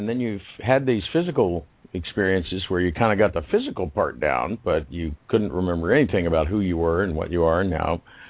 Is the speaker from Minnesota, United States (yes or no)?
no; Kansas, United States; now in Texas, United States; I'm deep down in Texas, but my parents are both from the Midwest, and I was born in Kansas